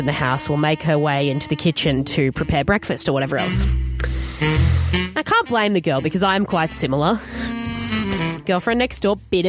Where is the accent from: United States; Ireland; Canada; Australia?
Australia; Queensland; I thought we could have a crack at it as Queenslanders.